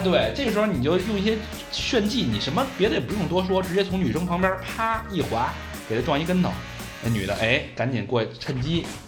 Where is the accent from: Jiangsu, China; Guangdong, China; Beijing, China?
Beijing, China; also born or lived in Hong Kong; 土生土长的北京人，从小，呃，流窜在鼓楼啊、北锣鼓巷、南锣鼓巷啊、天安门、安定门这一带，啊，直到上大学之前都没出过安定门